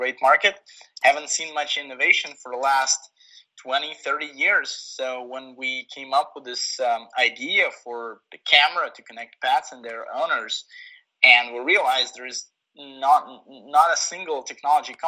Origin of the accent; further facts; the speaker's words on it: Kyiv, Ukraine; moved away as an adult; now in San Francisco, United States; I was born and raised in Kyiv.